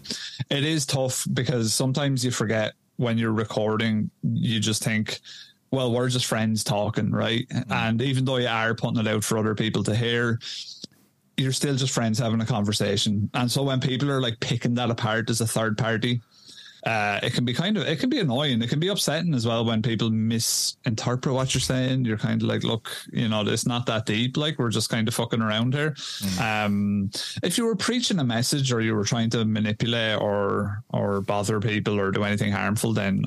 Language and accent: English; Ireland; I'm a lad from Ireland.